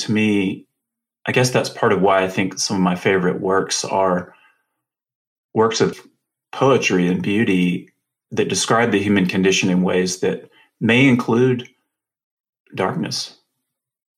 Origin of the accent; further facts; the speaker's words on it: the American South, United States; I'm from the South, the American South